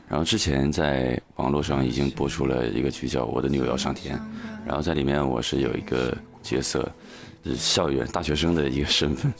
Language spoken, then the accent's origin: Chinese; Northeast China, China; 因为我是东北人嘛